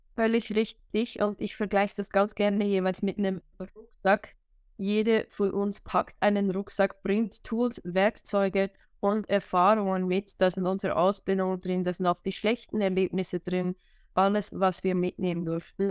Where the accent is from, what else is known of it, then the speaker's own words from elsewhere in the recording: Switzerland; Wo ich herkomme, hört man wahrscheinlich, sobald ich mehr als drei Worte sage. Ich bin aus der schönen Schweiz